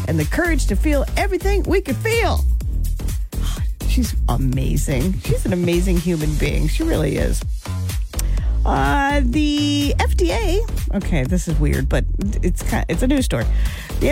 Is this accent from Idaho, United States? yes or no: yes; Idaho, United States; Growing up in Idaho, we raised chickens